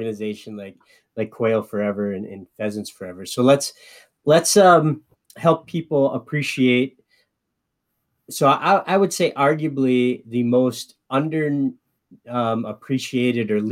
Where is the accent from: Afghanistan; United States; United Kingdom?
United States; Midwest; I'm a Midwesterner